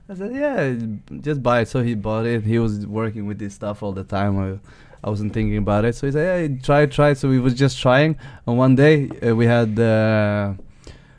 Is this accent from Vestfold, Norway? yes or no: no; Skien, Telemark, Norway; English is a second language; now in Oslo, Norway; We're from Shen. We're from a place called Gulset.